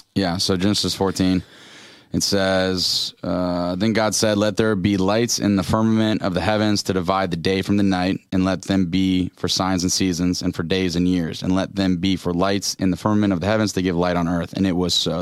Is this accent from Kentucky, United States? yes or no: no; Orlando, Florida, United States; We're from Orlando